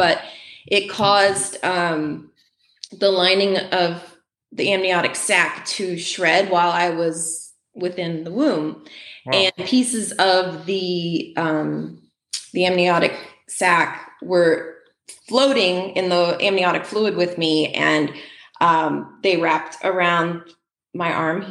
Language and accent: English; Appalachian Mountains in North Carolina, United States; moved away as an adult; now in Midwest, United States; I grew up in the Appalachian Mountains in North Carolina